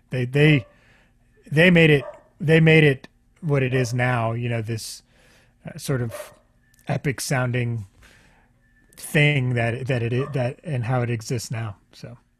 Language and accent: English; Houston, Texas, United States; I grew up in Houston and grew up uh, on the Gulf Coast a lot